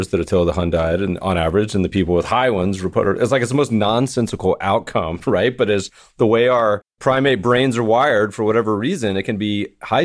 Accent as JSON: {"language": "English", "town": "Denver", "region": "Colorado", "country": "United States", "tie": "born or raised there", "said": "growing up in Denver"}